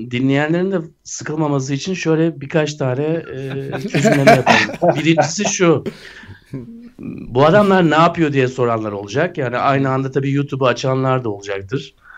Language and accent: Turkish; Turkey; biz Türkler olarak